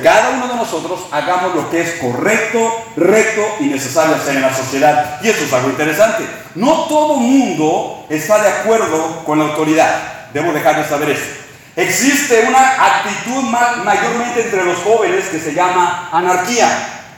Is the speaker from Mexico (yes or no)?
yes; Mexico; now in Texas, United States; somos mexicanos viviendo en Texas